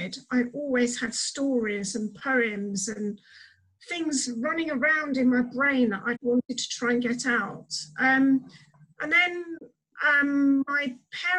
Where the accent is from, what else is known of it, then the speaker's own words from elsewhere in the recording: Brighton, South East England, United Kingdom; moved away as an adult; now in Medway, United Kingdom; I'm originally from Brighton, but I live in Medway in Kent now.